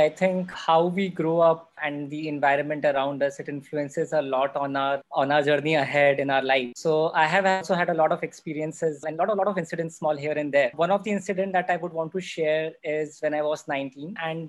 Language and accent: English; Morena, Madhya Pradesh, India; moved away as an adult; also born or lived in Gwalior / Pune; I'm from Chambal. That's one of the reasons. I was born and brought up in a small town, Morena, and which is very famous again because of the Chambal ravines.